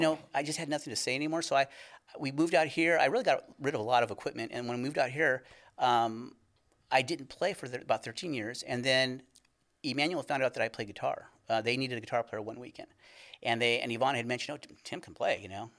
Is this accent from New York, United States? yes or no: no; California, United States; moved away; we're originally from California.